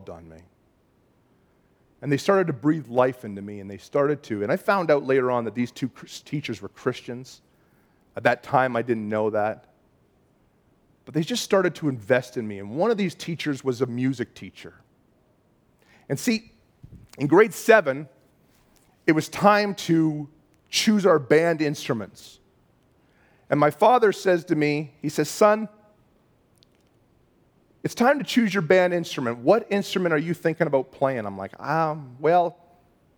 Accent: Bolton, Ontario, Canada; when I was a kid, we grew up in Bolton, Ontario.

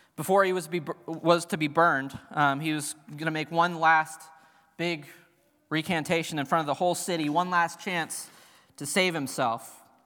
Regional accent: Cincinnati, Ohio, United States; I grew up in Cincinnati

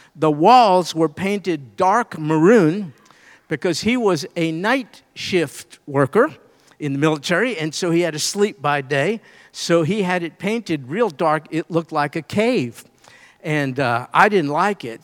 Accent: New York, United States; I'm from New York where we have electricity

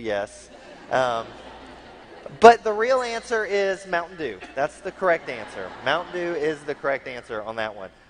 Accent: United States; being an American

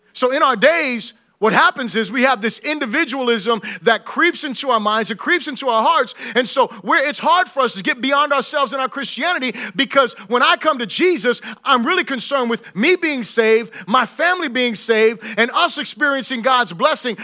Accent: Florida, United States; I'm from, you know, Florida

